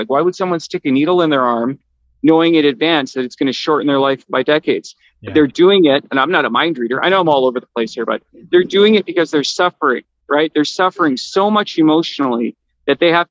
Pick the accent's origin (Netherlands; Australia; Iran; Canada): Canada; I'm Canadian